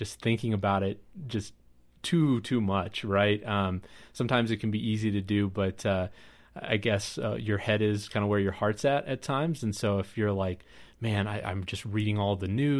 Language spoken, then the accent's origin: English; Kansas, United States; moved away; I grew up in Kansas